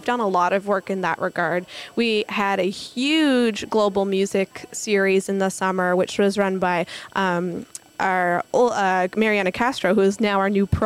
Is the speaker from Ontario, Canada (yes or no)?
no; Newfoundland and Labrador, Canada; It is, yeah. And it was really great to be home and, and to see my hometown shine like that was really special.